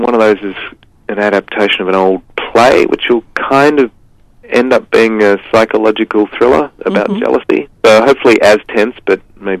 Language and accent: English; Tasmania, Australia; moved away; also born or lived in Launceston, Tasmania; So I'm from Tassie originally.